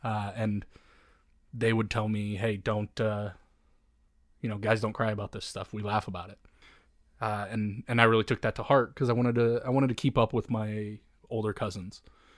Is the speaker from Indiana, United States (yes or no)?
yes; Indiana, United States; born there; So, I grew up in... Or I guess I was born in Indiana, and my parents got divorced.